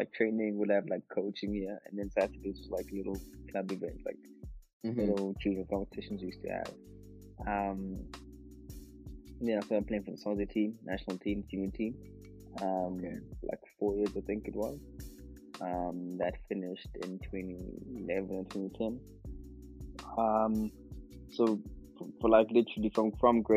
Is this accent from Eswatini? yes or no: yes; Mbabane, Hhohho, Eswatini; also born or lived in Pretoria; Babani. Grew up in Babani, yeah. Spent most of my life